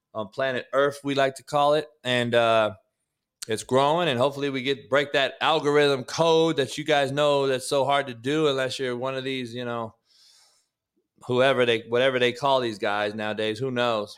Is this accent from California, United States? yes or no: yes; Compton, California, United States; I grew up in Compton